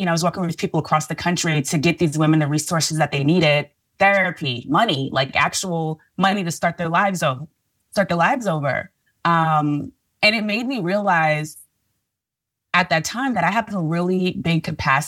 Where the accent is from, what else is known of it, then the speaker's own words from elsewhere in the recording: New York City, New York, United States; moved away as an adult; now in Washington, DC, United States; I'm from Brooklyn, New York